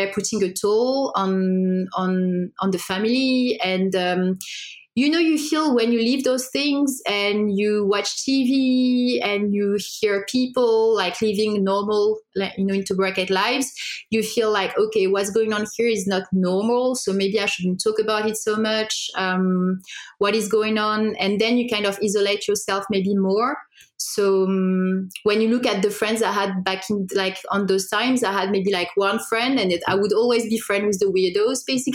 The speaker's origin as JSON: {"language": "English", "country": "France", "tie": "born or raised there", "also_born_or_lived": "Morocco", "said": "I was born in Morocco. I moved to France when I was 4"}